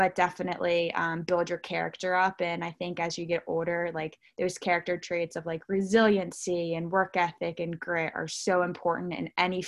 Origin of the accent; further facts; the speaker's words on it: Baltimore, Maryland, United States; I am born and raised a Baltimore, Maryland girl